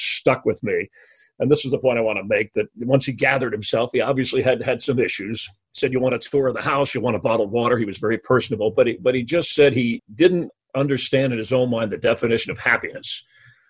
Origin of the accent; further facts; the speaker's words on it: South Florida, United States; I'm a teenager growing up in South Florida